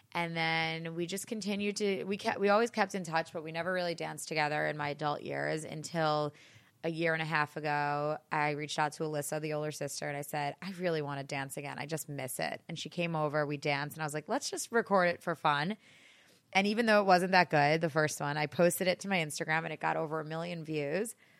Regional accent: Great Neck, New York, United States; I am from Great Neck on Long Island. It's about a twenty-minute train ride outside the city. And I grew up in a small town

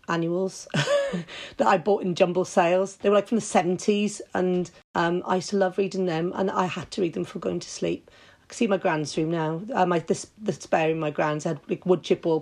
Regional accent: Wales, United Kingdom; we like being melancholy as Welsh.

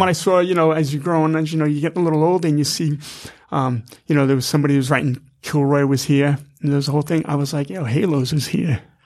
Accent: Massapequa, New York, United States; also born or lived in Queens, New York; now in New York City, United States; 'cause I was born in Queens, raised on Strong Island, so, you know, we're living in a house, you know, out in Massapequa

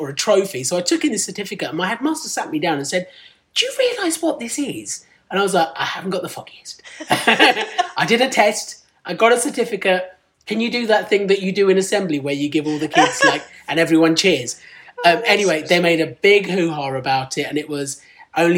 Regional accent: Medway, South East England, United Kingdom; first language Punjabi; English is a second language; moved away as an adult; now in London, United Kingdom; I grew up in Kent, in Medway, in Kent

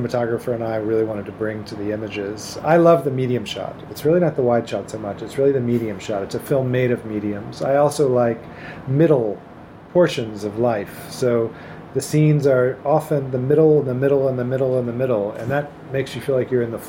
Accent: Memphis, Tennessee, United States; I grew up in Memphis, Tennessee in the 1960s and 70s.

